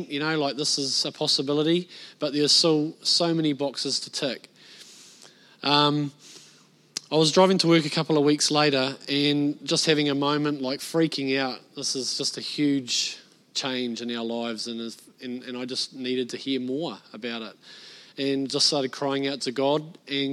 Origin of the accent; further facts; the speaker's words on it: Bay of Plenty, New Zealand; moved away; I'm a North Islander. I was born and bred in the Bay of Plenty